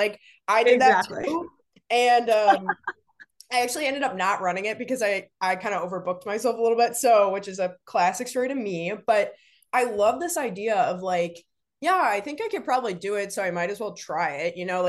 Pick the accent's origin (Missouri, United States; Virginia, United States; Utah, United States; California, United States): Virginia, United States; Like, so I grew up in Northern Virginia and I would go down to UVA and like run with friends around there.